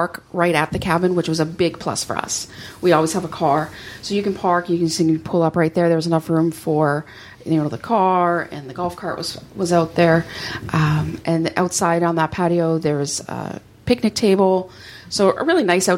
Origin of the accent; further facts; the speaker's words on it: Canada; I'm Canadian